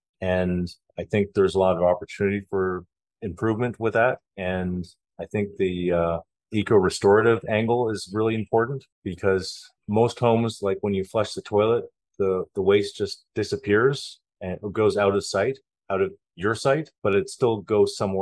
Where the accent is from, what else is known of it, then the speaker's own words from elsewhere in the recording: Canada; moved away as an adult; now in Panama; I come from Canada